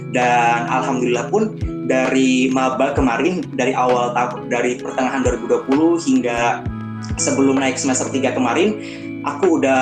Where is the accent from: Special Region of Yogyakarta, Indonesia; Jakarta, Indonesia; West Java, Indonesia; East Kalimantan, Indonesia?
East Kalimantan, Indonesia; Samarinda; karena kebetulan aku anak rantau dari kota Samarinda Kalimantan Timur dan itu benar-benar jadi tantangan tersendiri bagi aku